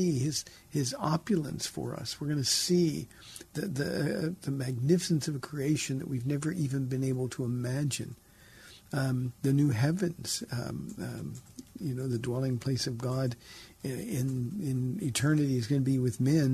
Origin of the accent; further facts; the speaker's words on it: Southern California, United States; I grew up in Southern California